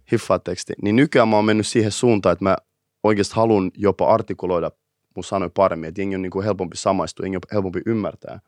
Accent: Helsinki, Uusimaa, Finland; mä oon kasvanut itä Helsingissä.

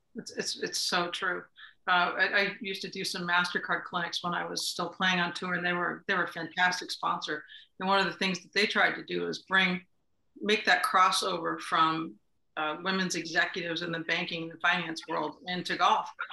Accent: Wilton, New York, United States; I grew up in Wilton

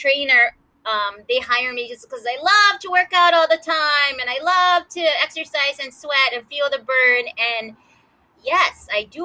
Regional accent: Kahaluu, Hawaii, United States; two sisters born and raised in Kahalu, Hawaii

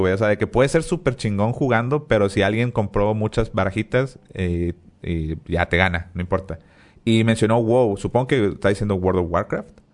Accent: Monterrey, Nuevo León, Mexico; somos regios

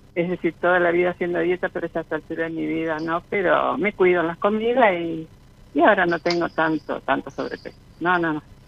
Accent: Santa Fe, Argentina; de Santa Fe.

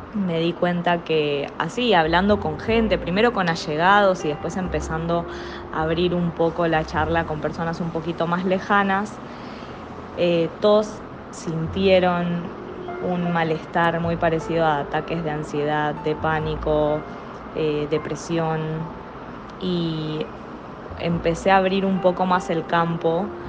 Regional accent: Argentina; moved away as an adult; now in Panama; estoy acá en Panamá y vengo de Argentina

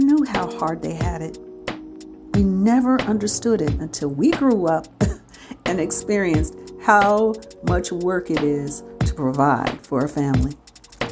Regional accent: Chicago, Illinois, United States; moved away; When we were growing up in Chicago, we lived in a beautiful home on 104th and King Drive

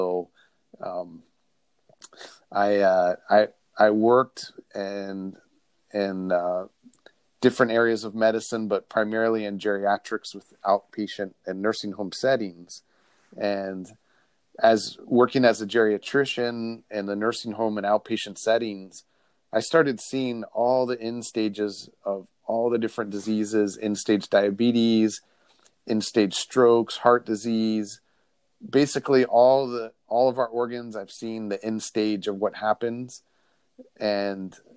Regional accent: Midwest, United States; growing up in the Midwest

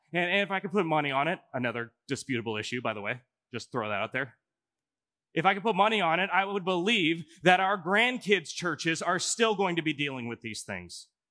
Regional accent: Omaha, Nebraska, United States; also born or lived in Chicago, Illinois; now in Coralville, United States; I'm actually from Omaha, Nebraska.

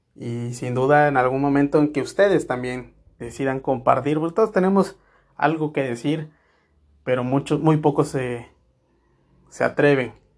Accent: Mexico; vivimos nosotros aquí como ciudadanos mexicanos

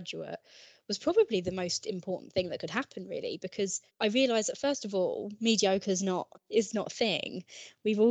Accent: Ashford, South East England, United Kingdom; moved away as an adult; I'm originally from Kent, and I went to Highworth School, which is in Ashford, Kent. I did my GCSEs, A-levels, everything there.

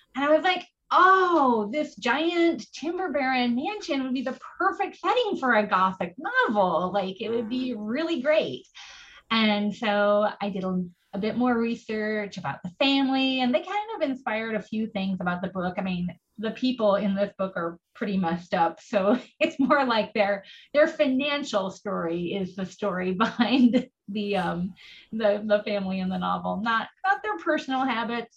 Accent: Oregon coast, United States; I grew up on the Oregon coast

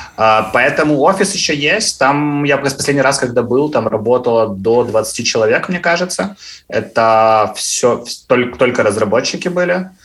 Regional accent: Cherkasy, Cherkasy Oblast, Ukraine; moved away as an adult; now in London, United Kingdom; я сам из Черкас

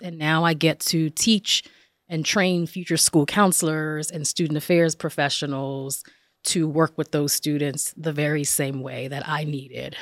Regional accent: Passaic, New Jersey, United States; I was, um, born and raised in northern New Jersey, in Passaic, New Jersey.

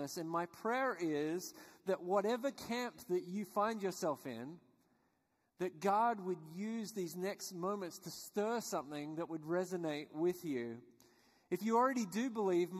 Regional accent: Australia; I was born and raised in Australia, which you guessed probably by my accent

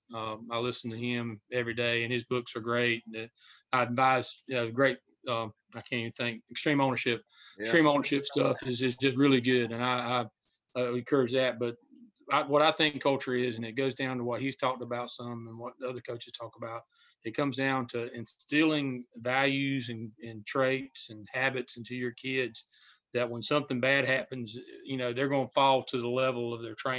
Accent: Red Springs, North Carolina, United States; I coached in my hometown, a little crossroads in Robson County called Red Springs

